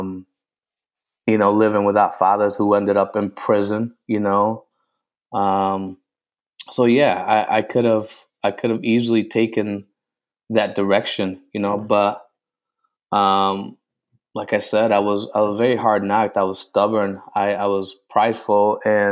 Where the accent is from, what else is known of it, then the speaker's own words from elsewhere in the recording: New Britain, Connecticut, United States; moved away; also born or lived in Puerto Rico / New York / Michigan; We grew up in New Britain, Connecticut. So you know, when I was born in Puerto Rico, and from Puerto Rico, my mother brought us to New York.